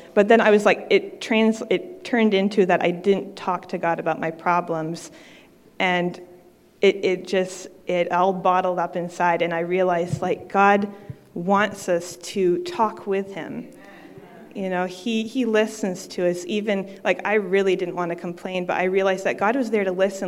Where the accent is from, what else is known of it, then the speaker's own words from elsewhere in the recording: Maine, United States; I'm from Maine